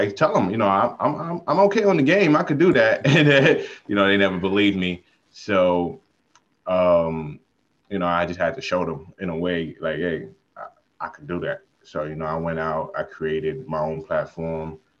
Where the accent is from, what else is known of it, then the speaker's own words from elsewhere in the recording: New York City, New York, United States; I'm from Brooklyn